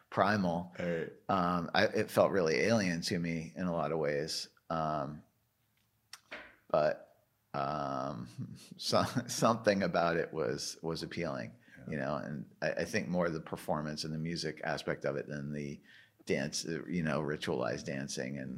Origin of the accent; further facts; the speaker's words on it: Canada; Being a Canadian, I think it's like not every Canadian likes